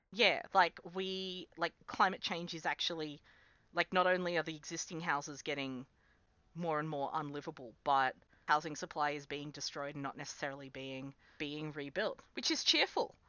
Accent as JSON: {"language": "English", "region": "Central West New South Wales", "country": "Australia", "tie": "born or raised there", "also_born_or_lived": "Sydney, Australia", "moved": "as an adult", "lives_now": "Canberra, Australia", "said": "I grew up in Central West New South Wales, where it also gets properly cold."}